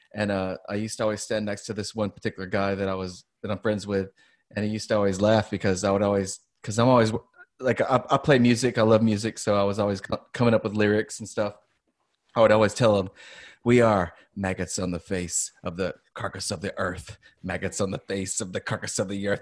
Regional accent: Louisiana, United States; moved away; I'm from Louisiana

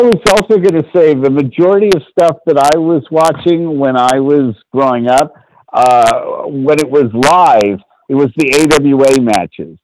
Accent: San Francisco, California, United States; I grew up on Sotelo Avenue in San Francisco

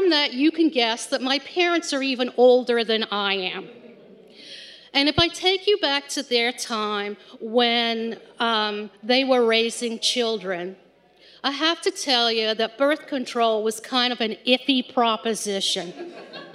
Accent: England, United Kingdom; I grew up in England with two very proper

